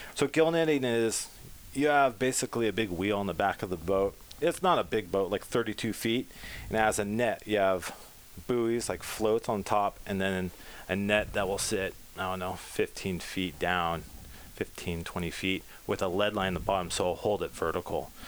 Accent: Pacifica, California, United States; blessed to be born in Pacifica

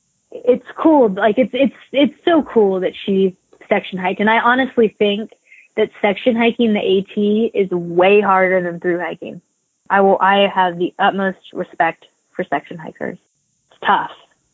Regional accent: Appalachians, United States; And I grew up in the Appalachians. I lived there when I went to App State, and I went to UTC. I went to University of Tennessee in Chattanooga. So, I mean, I grew up going there.

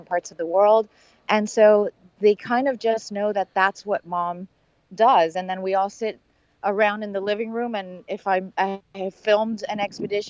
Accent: Miami, Florida, United States; I grew up in Miami and I had never been out of the country

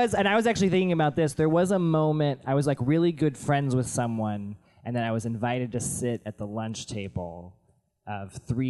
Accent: Memphis, Tennessee, United States; In Memphis. So there was no reason to wear a North face at all.

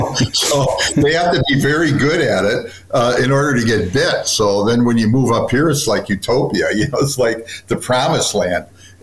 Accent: Chicago, Illinois, United States; I'm from Chicago. Yes.

